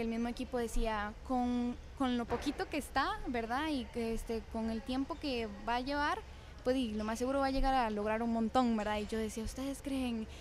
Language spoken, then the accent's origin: Spanish; Ciudad Quesada, Alajuela, Costa Rica; Yo nací aquí en San Carlos, en el Hospital de Ciudad Quesada